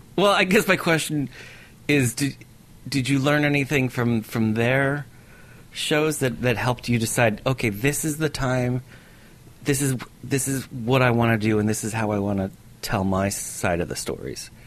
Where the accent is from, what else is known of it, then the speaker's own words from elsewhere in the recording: United States; I'm an American